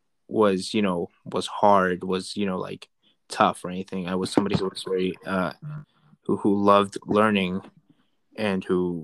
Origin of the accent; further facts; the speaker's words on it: Atlanta, Georgia, United States; I grew up in Atlanta.